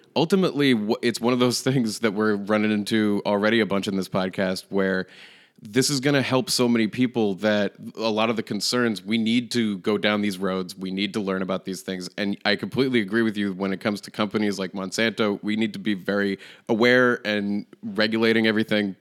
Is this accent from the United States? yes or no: yes; Manchester, New Hampshire, United States; my hometown